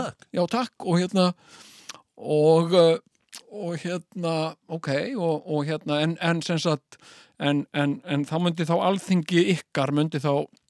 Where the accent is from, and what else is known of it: Iceland